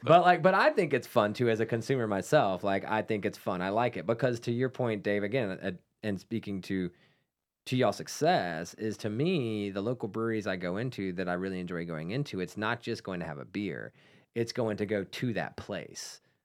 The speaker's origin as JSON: {"language": "English", "town": "Salisbury", "region": "North Carolina", "country": "United States", "tie": "born or raised there", "said": "That's my hometown brewery"}